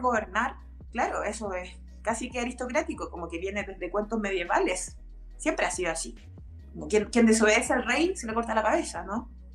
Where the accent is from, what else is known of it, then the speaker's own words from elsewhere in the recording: Chile; somos pobres, somos chilenos, somos sudacas